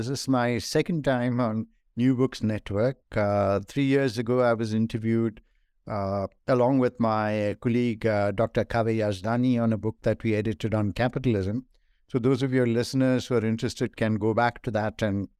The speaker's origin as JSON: {"language": "English", "region": "Kerala", "country": "India", "tie": "born there", "also_born_or_lived": "northern India", "said": "I was born in India in the state of Kerala, which some of you may know is on the southwestern coast of India."}